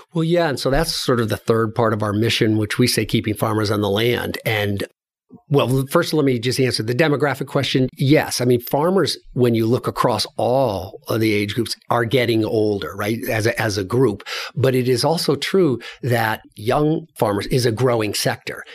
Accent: Glastonbury, Connecticut, United States; moved away; So I grew up in New England, in Connecticut, across from Hartford, in a place called Glastonbury, Connecticut

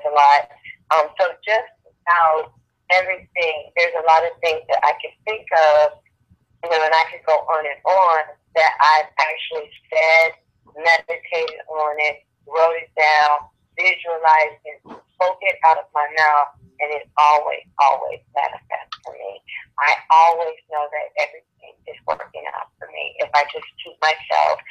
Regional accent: Chicago, Illinois, United States; moved away as an adult; now in Las Vegas, United States; I was born and raised in Chicago

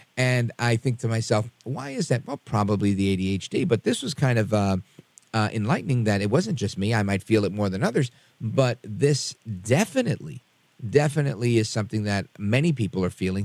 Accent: New York City, New York, United States; I was born in Brooklyn, New York. My parents were born on the island of Puerto Rico

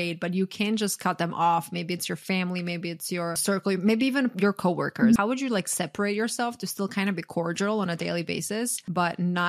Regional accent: Croatia; now in United States; I was born and raised in Croatia

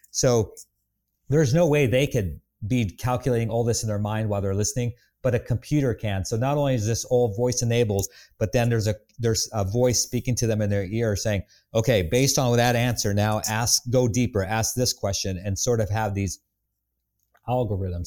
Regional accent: Bavaria, Germany; moved away; I grew up in Lederhosen in a village in Bavaria

